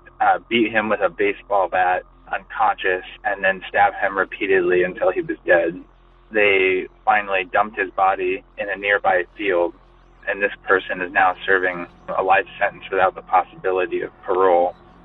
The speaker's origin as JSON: {"language": "English", "region": "California", "country": "United States", "tie": "born or raised there", "said": "it happened the year that I was born in my hometown, which is a small town about an hour north of Sacramento."}